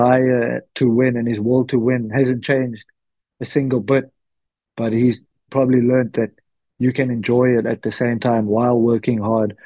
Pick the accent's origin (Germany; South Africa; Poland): South Africa; moved away as an adult; now in La Rochelle, France; us as South African rugby supporters